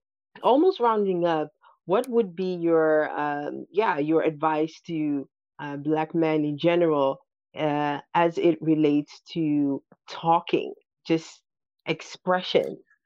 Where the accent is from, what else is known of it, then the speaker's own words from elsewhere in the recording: Berlin, Germany; English is a second language; I grew up here in Berlin. I think that, you know, Berlin is also like quite, I think it's even worse than here.